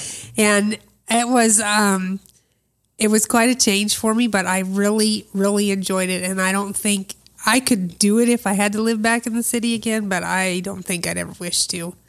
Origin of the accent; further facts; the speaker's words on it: Des Moines, Iowa, United States; I was born in Des Moines, Iowa